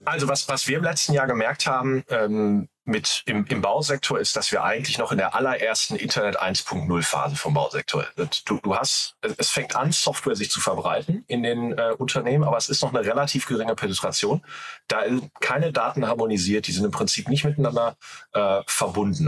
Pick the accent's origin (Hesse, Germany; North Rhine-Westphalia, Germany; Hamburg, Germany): North Rhine-Westphalia, Germany; Ruhr area; accent: Ruhr; ich komme aus Deutschland, wobei ich dazu sagen muss, ich komme aus dem Ruhrgebiet. Also so, so, sorry, wenn der Akzent ein bisschen durchschallt.